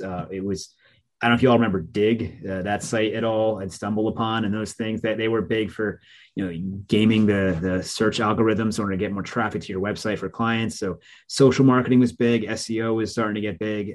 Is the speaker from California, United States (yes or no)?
no; New Jersey, United States; also born or lived in Scranton, Pennsylvania; my identity growing up, growing up in Jersey